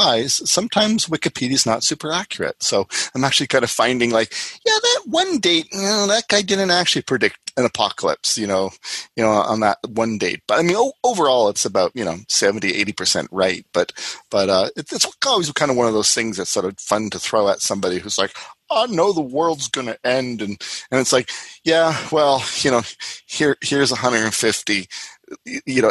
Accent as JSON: {"language": "English", "country": "Canada", "said": "as a Canadian"}